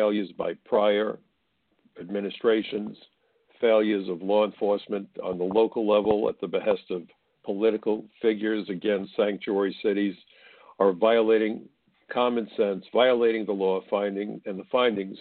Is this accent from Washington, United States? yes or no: no; New York City, New York, United States; my hometown of New York City